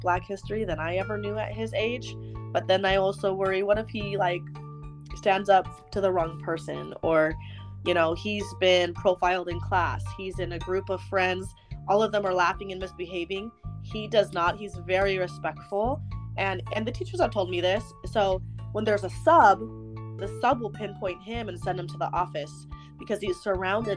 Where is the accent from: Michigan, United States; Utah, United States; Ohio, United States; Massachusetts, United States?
Utah, United States; Davis County; I grew up in Davis County, so it's a lot different where we live now.